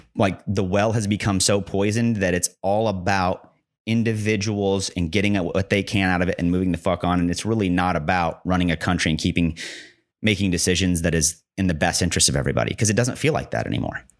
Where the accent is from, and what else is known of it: United States